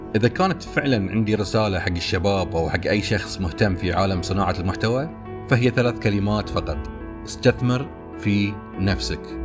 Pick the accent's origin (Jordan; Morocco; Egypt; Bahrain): Bahrain; عندنا في البحرين